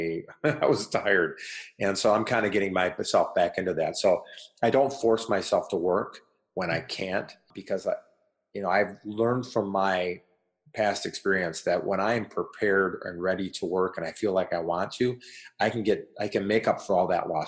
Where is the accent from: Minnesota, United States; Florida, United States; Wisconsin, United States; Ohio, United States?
Wisconsin, United States; Racine; my hometown of Racine, Wisconsin